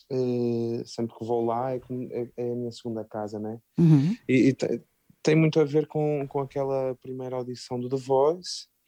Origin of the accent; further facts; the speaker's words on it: Norte, Portugal; accent: northern Portuguese; não foi essencial para mim ter que mudar esse sotaque, então